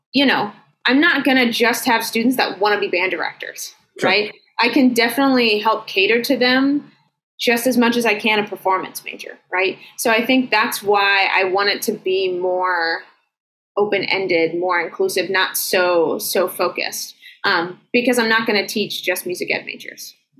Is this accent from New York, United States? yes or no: no; Asheville, North Carolina, United States; moved away as an adult; now in Michigan, United States; I grew up in Asheville.